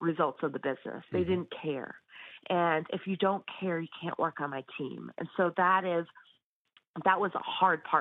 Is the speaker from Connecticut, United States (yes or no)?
yes; Danbury, Connecticut, United States; owning a business in my hometown